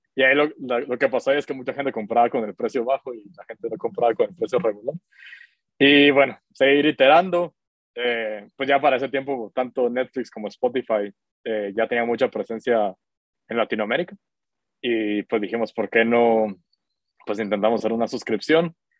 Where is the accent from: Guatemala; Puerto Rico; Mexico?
Guatemala; yo soy de Guatemala, tengo 31 años.